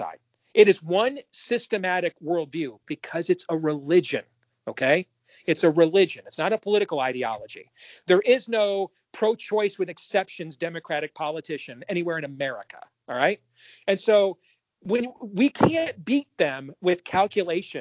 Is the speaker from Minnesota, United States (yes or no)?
no; Iowa, United States; my home state of Iowa